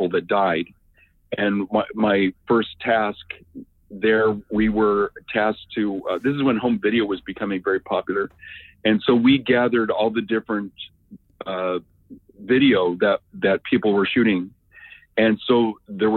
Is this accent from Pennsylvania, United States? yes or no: no; Roseburg, Oregon, United States; moved away as an adult; also born or lived in Eugene, Oregon / Europe; I was born in Roseburg, which is about an hour south of here.